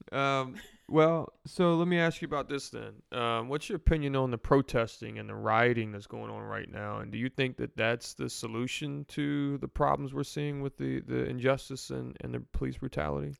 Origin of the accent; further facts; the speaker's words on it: New Orleans, Louisiana, United States; moved away; We're from New Orleans originally